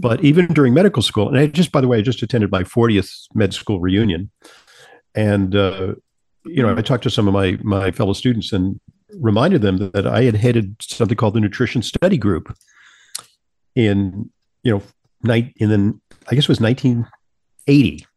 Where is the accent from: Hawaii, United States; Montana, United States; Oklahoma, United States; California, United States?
California, United States; Santa Monica; moved away as an adult; also born or lived in New York; I Travel from Southern California, where I grew up, in Sa-, in Santa Monica, California, to New York to attend Columbia